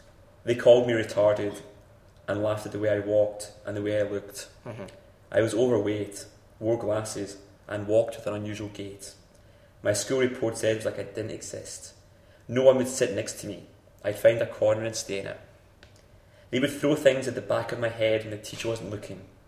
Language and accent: English; United Kingdom; I'm British